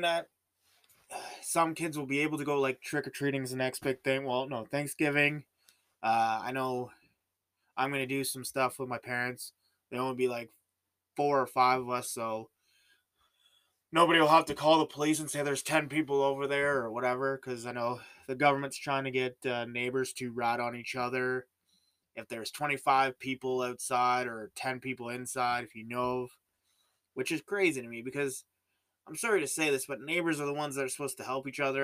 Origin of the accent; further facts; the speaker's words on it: Canada; I'm Canadian